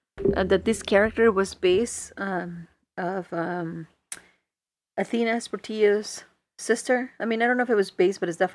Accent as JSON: {"language": "English", "country": "Mexico", "tie": "born or raised there", "moved": "yes", "said": "back in the day when I was growing up in Mexico"}